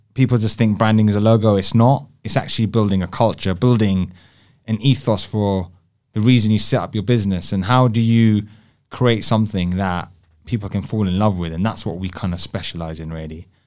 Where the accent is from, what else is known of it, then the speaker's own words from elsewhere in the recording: London, United Kingdom; an Indian, Indian boy, growing up in South Hall